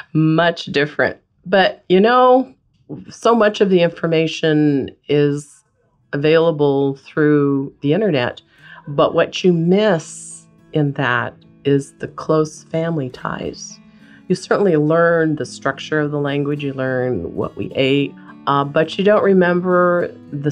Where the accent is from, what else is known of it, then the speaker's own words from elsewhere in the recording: Anchorage, Alaska, United States; also born or lived in Palmer, Alaska; I was born and raised in Alaska, particularly Anchorage.